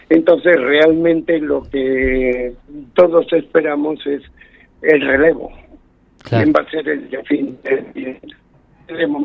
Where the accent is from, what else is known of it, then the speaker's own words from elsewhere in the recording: Madrid, Community of Madrid, Spain; Yo soy madrileño